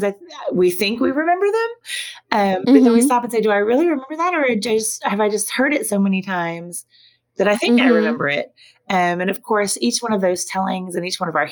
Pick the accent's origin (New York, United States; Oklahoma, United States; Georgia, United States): Oklahoma, United States; moved away; also born or lived in Arkansas; I grew up in Oklahoma